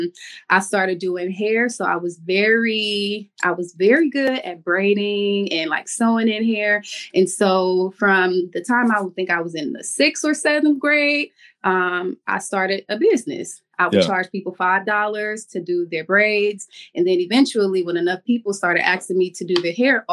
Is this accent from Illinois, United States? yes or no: no; Cleveland, Ohio, United States; moved away as an adult; also born or lived in Miami, Florida / Atlanta, Georgia; now in Jacksonville, United States; I went home to Cleveland because that's where I'm from. I'm from Cleveland, Ohio